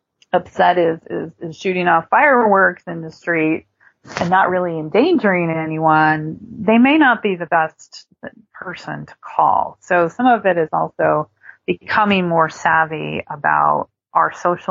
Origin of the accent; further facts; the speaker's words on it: United States; as an American society